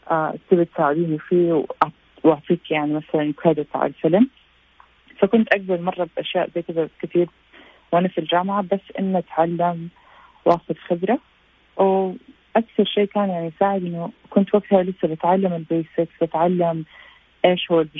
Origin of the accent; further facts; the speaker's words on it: Jeddah, Makkah Province, Saudi Arabia; also born or lived in United States; أنا أصل من جدة وتخرجت من مدرسة اسمها المنارات آه، في جدة انترناشونال سكول ونحن تقريبا يعني بابا وماما كنا بين أمريكا والسعودية